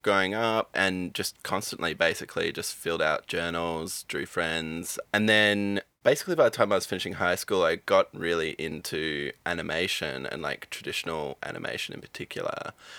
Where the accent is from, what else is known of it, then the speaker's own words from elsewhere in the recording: Albany, Western Australia, Australia; I'm from Albany in West Australia, so on the very, like, bottom south tip. So very isolated but beautiful part of the world.